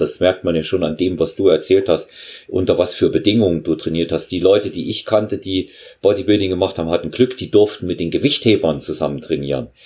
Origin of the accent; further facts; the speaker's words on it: Germany; ich bin ebenfalls in der DDR aufgewachsen, auch zur Schule gegangen